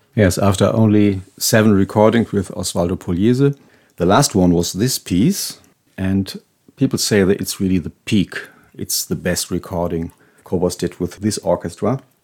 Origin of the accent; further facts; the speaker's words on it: Hanover, Lower Saxony, Germany; Hanover, my hometown